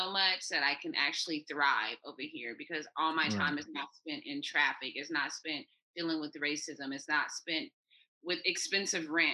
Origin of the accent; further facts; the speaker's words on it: Los Angeles, California, United States; moved away as an adult; now in Vietnam; I'm from Los Angeles, where like stars are made